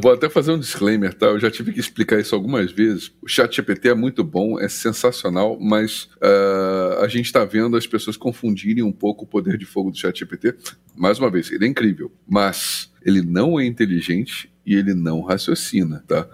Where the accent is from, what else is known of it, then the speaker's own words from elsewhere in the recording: Rio de Janeiro, Brazil; eu sou carioca, moro no Rio